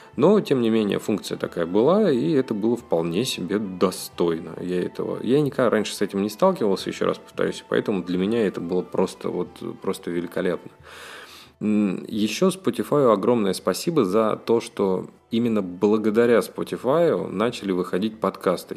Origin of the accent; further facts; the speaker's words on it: Russia; Я из России, и я россиянин, всю жизнь прожил в России